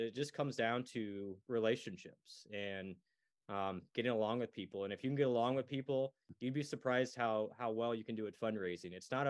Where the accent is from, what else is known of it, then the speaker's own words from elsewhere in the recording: Iowa, United States; born there; So I was born in the University of Iowa hospitals.